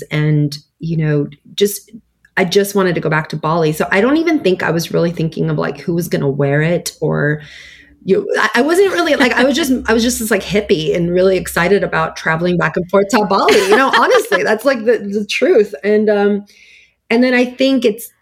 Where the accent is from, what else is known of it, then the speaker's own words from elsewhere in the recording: United States; also born or lived in Istanbul, Turkey; I was 9 when I came here